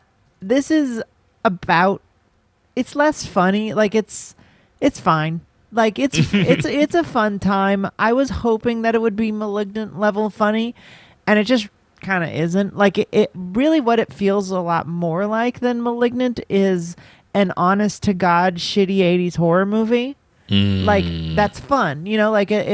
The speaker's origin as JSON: {"language": "English", "town": "Boston", "region": "Massachusetts", "country": "United States", "said": "I'm from Boston."}